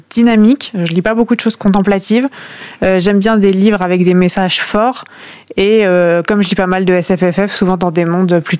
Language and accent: French; Langrune-sur-Mer, Normandy, France; euh, j'ai 23 ans, je suis originaire de Langrune-sur-Mer, donc c'est un petit village à côté de Caen.